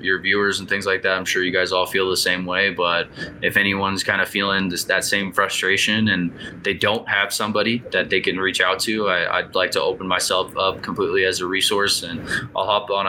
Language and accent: English; United States; as an American, that's what I was raised on